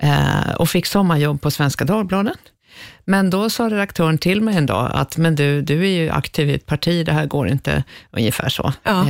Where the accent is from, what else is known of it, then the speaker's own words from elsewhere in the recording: Stockholm, Stockholm County, Sweden; i Skärholmen. Eh, där föddes jag en gång i tiden